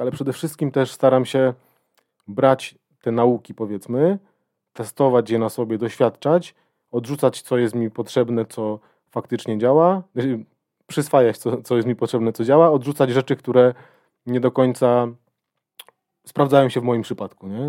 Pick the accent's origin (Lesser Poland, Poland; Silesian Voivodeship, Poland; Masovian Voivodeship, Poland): Silesian Voivodeship, Poland; Będzin; moved away as an adult; now in Katowice, Poland; jestem z Będzina, pochodzę z Będzina. Y, od kilku lat mieszkam w Katowicach